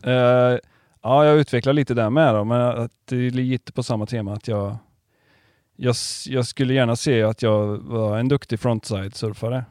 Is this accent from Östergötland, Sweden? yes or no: no; Karlstad, Värmland, Sweden; now in Varberg, Sweden; jag är inte från Varberg, jag är från eh, Karlstad.